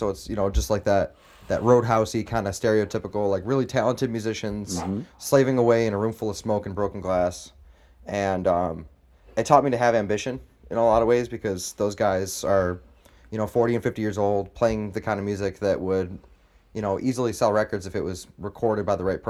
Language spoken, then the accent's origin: English; Canandaigua, New York, United States; born there; My parents, I was born in Canandaigua.